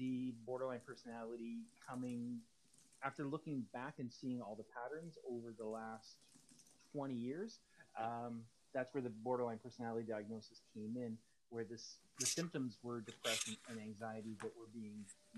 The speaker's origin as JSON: {"language": "English", "town": "Hamilton", "region": "Ontario", "country": "Canada", "moved": "yes", "said": "originally from Southern Ontario, Hamilton, moved up here in 96"}